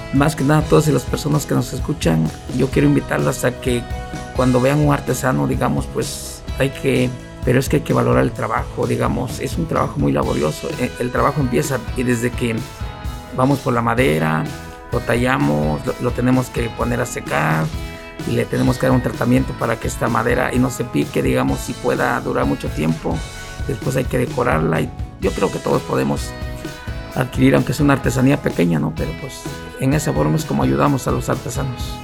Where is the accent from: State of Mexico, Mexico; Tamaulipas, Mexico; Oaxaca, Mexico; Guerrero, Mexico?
Oaxaca, Mexico; San Pedro Taviche; now in Ocotlán de Morelos, Mexico; soy originario de San Pedro Taviche, actualmente vivo en Ocotlán de Morelos, Oaxaca